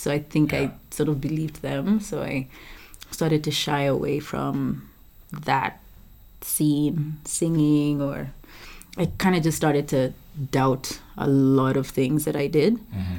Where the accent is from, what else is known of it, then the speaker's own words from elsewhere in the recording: Sweden; English is a second language; I'm from Sweden.